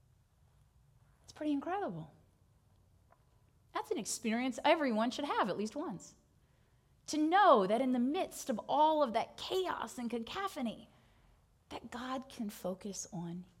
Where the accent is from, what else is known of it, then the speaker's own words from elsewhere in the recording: United States; I'm an American Methodist